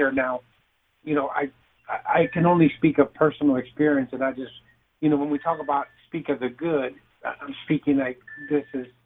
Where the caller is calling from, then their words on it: Texas, United States; I'm in the south southern part of Texas.